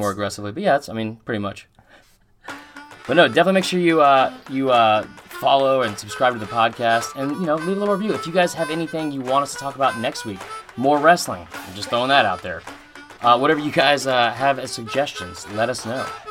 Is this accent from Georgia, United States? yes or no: yes; Atlanta, Georgia, United States; I'm from Atlanta, and I live, like, right down the street from the Claremont Lounge